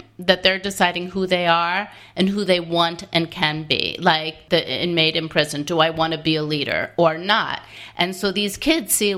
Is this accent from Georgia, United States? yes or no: no; outside of Albany, upstate New York, United States; I grew up outside of Albany, upstate